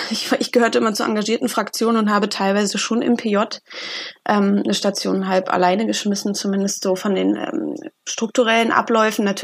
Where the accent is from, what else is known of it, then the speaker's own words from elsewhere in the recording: Berlin, Germany; ich komme ja auch aus Berlin wie